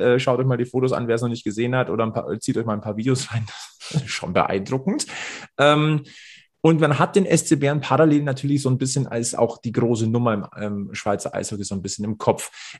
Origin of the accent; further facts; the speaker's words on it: Germany; Bei uns in Deutschland